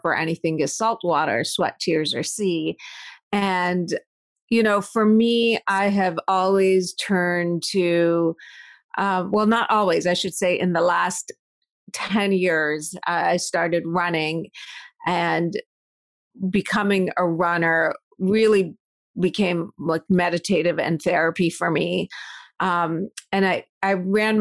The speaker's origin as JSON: {"language": "English", "country": "United States", "tie": "born or raised there", "also_born_or_lived": "Iran / Madison, Wisconsin / Pittsburgh, Pennsylvania", "said": "my family immigrated to the U.S. in 1983, and that was probably one of the worst times to be an Iranian and American"}